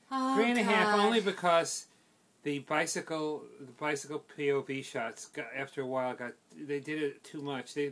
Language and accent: English; New York, United States; as a kid growing up on the Upper East Side